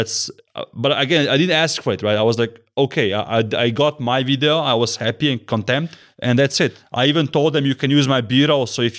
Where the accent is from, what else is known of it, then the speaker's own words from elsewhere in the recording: Zurich, Switzerland; English is a second language; So he's Swiss and I'm Swiss watch gang, and I'm from Zurich, you know. I'm a incognito Swiss, you know.